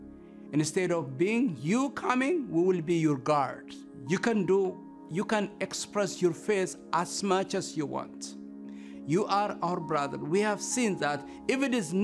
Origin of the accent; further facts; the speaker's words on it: Ethiopia; I'm from Ethiopia.